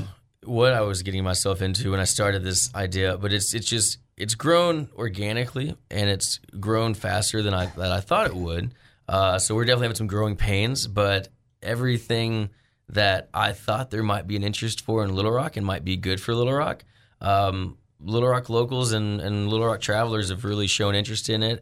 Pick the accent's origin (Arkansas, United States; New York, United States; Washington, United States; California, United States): Arkansas, United States; also born or lived in Colorado; I came back home from Arkansas